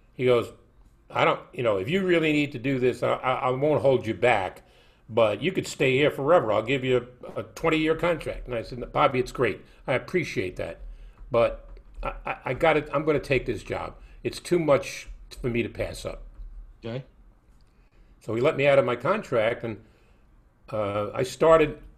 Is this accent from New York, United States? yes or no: yes; New York City, New York, United States; when I grew up in Brooklyn